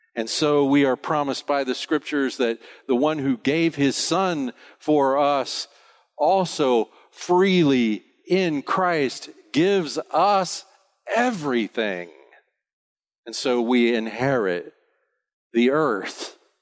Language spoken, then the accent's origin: English; United States; now in Bonaire; I'm an American